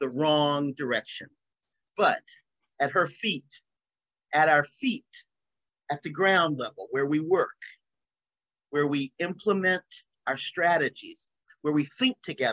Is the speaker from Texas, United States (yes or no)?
no; North Carolina, United States; now in Massachusetts, United States; I'm from North Carolina, but I'm not in North Carolina, I'm in Massachusetts